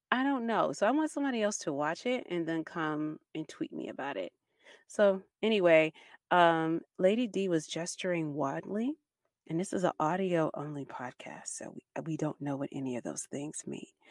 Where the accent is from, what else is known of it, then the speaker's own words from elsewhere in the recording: Baltimore, Maryland, United States; I'm from Baltimore City. I live in the part of Baltimore City where there is crime